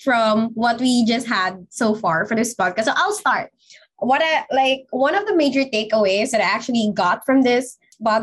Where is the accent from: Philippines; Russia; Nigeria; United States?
Philippines; what I deserve as a Filipino citizen and what my other Filipino people deserves as well